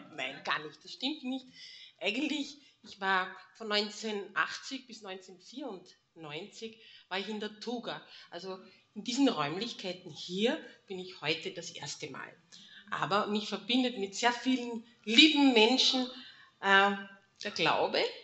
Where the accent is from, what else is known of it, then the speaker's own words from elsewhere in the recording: Mistelbach, Lower Austria, Austria; ich bin in Mistelbach geboren. Ihr seht hier hinten die Kirche. Und wenn ich von zu Hause in den Kindergarten oder in die Schule gehen musste